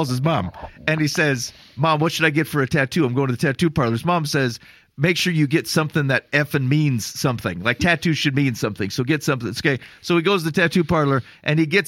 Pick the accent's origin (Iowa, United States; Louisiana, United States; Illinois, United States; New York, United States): Iowa, United States; we're from Iowa